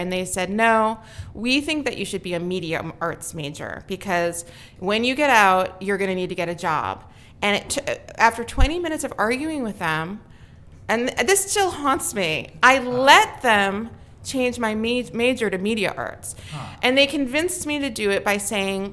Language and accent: English; White Plains, New York, United States; also born or lived in Bronx, New York / Yorktown Heights, New York / Bushwick, New York; I was born in the Bronx, raised mostly in White Plains. I went to high school in Yorktown Heights. So actually, this area, the Hudson Valley, is really the hometown for me.